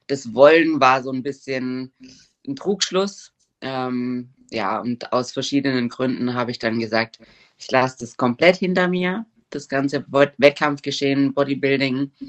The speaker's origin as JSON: {"language": "German", "country": "Germany", "lives_now": "Switzerland", "said": "Ich komme aus Deutschland, wohne aber seit drei Jahren in der Schweiz."}